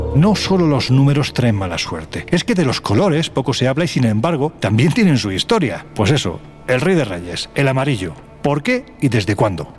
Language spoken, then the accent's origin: Spanish; Andalusia, Spain; como andaluz